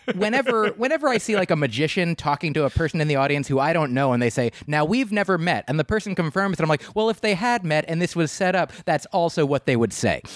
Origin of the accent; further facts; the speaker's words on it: New Jersey, United States; I grew up in New Jersey